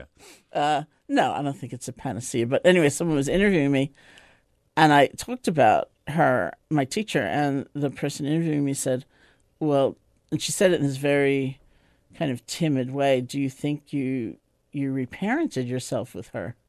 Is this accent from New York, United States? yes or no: yes; New York City, New York, United States; I grew up in New York City, in Washington Heights